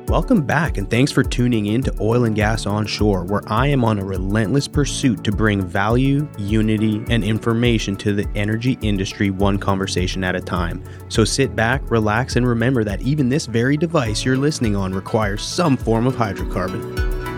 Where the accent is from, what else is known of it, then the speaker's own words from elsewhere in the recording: British Columbia, Canada; now in Houston, United States; I grew up in British Columbia